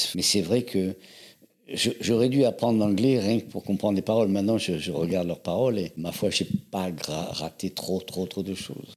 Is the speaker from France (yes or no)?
yes; Avignon, Provence-Alpes-Côte d'Azur, France; moved away as an adult; also born or lived in Algiers / Paris; Je suis né à Alger. Mes parents étaient chanteurs d'opéra, avignonnais d'origine, et c'est là qu'ils m'ont fait naître. Ils m'ont fait naître à Alger, et j'ai grandi dans le sud de la France, à Avignon